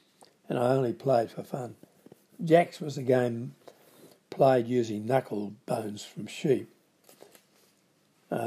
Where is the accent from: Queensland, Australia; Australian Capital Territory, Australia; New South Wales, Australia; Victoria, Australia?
New South Wales, Australia; Grafton; born or raised there